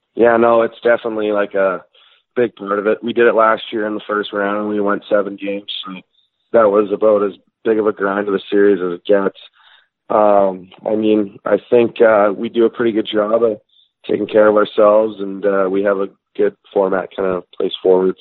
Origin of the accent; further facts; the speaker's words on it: Regina, Saskatchewan, Canada; also born or lived in Sheffield, England; we moved home back to Regina, Saskatchewan. So uh, I grew up in Regina.